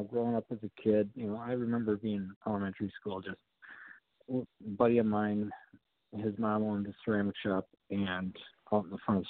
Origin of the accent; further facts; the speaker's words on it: Kenosha, Wisconsin, United States; Yes. Yep.